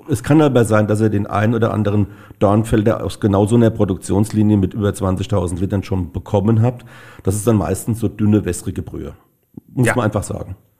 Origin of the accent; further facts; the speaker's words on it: Rhenish Hesse, Rhineland-Palatinate, Germany; hier bei uns in Rheinhessen